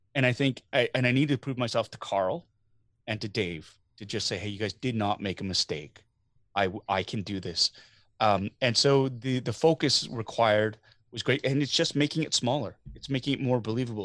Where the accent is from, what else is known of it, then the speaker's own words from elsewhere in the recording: Canada; as a Canadian